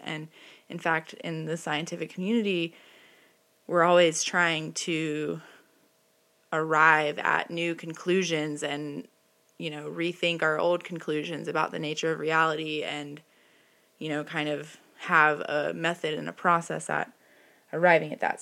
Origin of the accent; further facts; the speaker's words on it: the Bible Belt, the South, United States; I grew up in the Bible Belt with a father in recovery